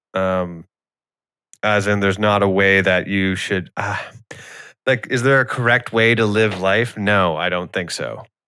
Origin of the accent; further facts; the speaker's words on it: Canada; I am Canadian.